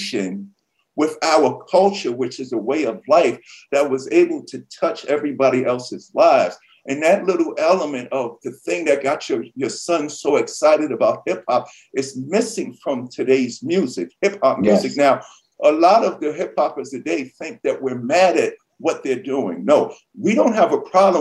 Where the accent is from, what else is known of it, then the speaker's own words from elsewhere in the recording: New York City, New York, United States; I grew up in New York City